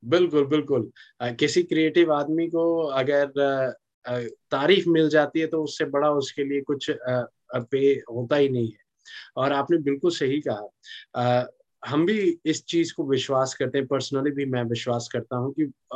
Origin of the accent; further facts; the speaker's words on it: Singrauli, Madhya Pradesh, India; मैं मध्य प्रदेश का रहने वाला हूँ और अच्छा। मेरा जो नेटिव डिस्ट्रिक्ट है सिंगरौली है